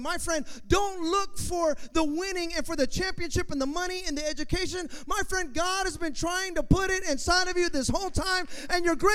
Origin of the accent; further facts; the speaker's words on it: Hayward, California, United States; I'm from Hayward, you know, California, United States